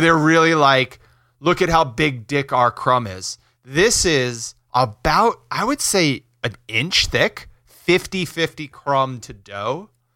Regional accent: River Edge, New Jersey, United States; I grew up in River Edge, North Jersey

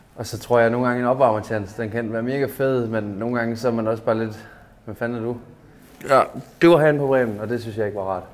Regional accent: Padborg, Southern Denmark, Denmark; jeg kommer fra Padborg

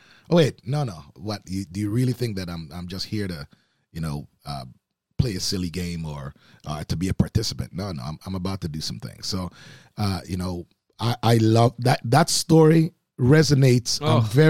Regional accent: Oakville, Ontario, Canada; You know, I mean, growing up in Oakville, there's certainly lots of friends that whose fathers played golf.

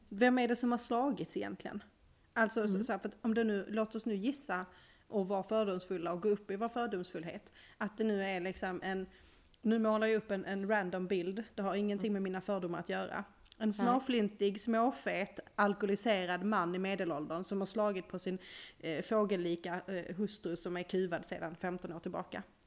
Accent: Malmö, Skåne, Sweden; accent: Skånska; now in Norrland, Sweden

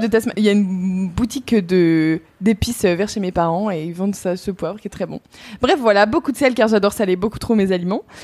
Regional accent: Burgundy, Bourgogne-Franche-Comté, France; on vient de Bourgogne euh, dans ma famille, mon père vient de Franche-Comté

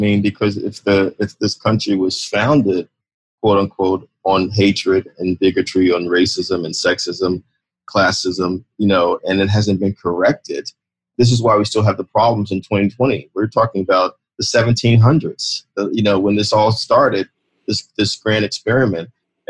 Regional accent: New York City, New York, United States; You know this, David, as a New Yorker, that we are a diverse city.

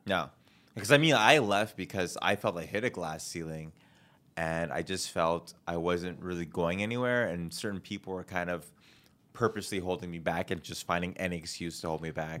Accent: Canada; moved away as an adult; now in Los Angeles, United States; I have a passport and I'm Canadian

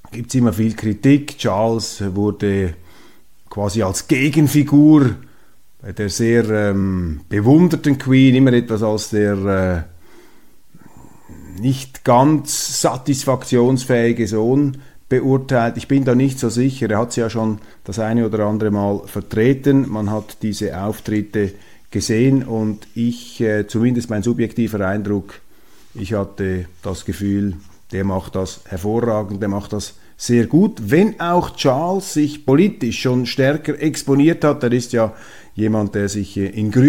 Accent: Switzerland; Und daraus lernen wir als Schweizer, dass eben die Neutralität am richtigen Ort eingesetzt

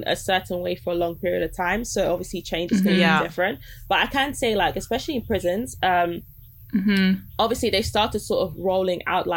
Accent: Nigeria; I'm Nigerian

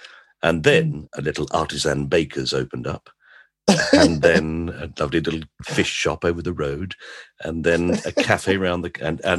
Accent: London, United Kingdom; Bermondsey, where I'm from

